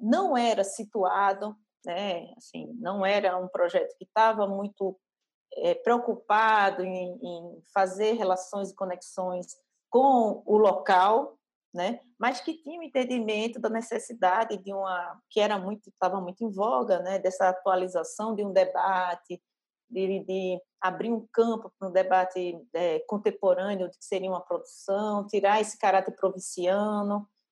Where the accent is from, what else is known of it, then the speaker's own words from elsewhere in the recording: Northeast Region, Brazil; eu sou do Nordeste, né? E não querendo colar já no estereótipo, mas eu, eu cresci numa cidade interior